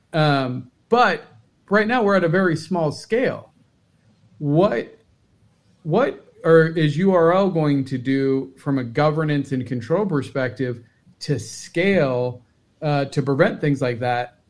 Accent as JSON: {"language": "English", "town": "Cincinnati", "region": "Ohio", "country": "United States", "said": "I'm from Cincinnati."}